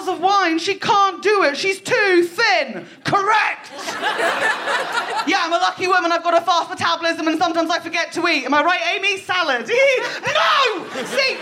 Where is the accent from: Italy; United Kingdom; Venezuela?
United Kingdom; I was raised in Britain during the noughties.